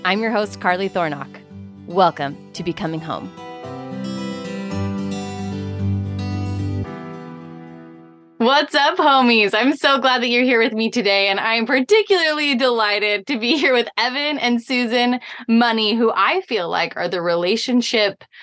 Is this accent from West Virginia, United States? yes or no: no; Utah, United States; moved away; I'm from Utah